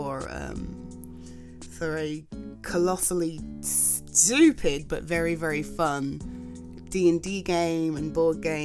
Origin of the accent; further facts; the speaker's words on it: England, United Kingdom; I'm UK based, if you weren't aware, I'm from England